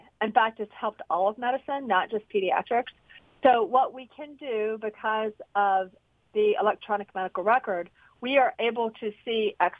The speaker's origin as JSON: {"language": "English", "town": "Greensboro", "region": "North Carolina", "country": "United States", "tie": "born or raised there", "said": "I'm a North Carolinian. I grew up in Greensboro."}